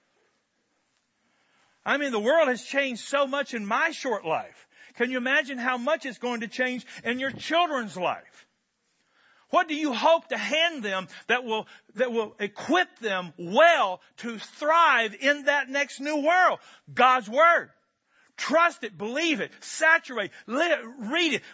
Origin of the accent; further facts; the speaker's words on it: Kentucky, United States; I'm from Kentucky